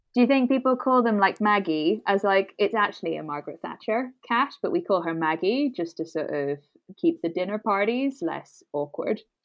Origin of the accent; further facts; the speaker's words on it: Brussels, Brussels-Capital Region, Belgium; first language English; moved away; I'm from Belgium.